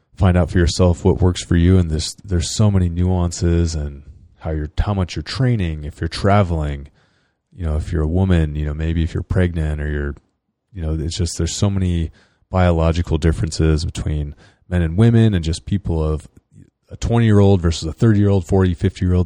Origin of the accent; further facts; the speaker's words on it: Northern California, United States; I'm from California